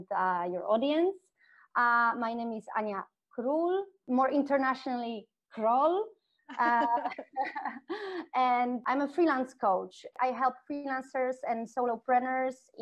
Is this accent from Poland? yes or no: yes; Kraków, Lesser Poland, Poland; moved away as an adult; now in Mexico; I'm from Kraków, in the south part of Poland, second biggest city